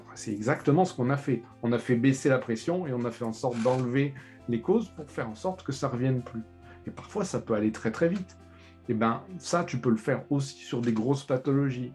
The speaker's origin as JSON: {"language": "French", "area": "Lorraine", "region": "Grand Est", "country": "France", "said": "je suis lorrain"}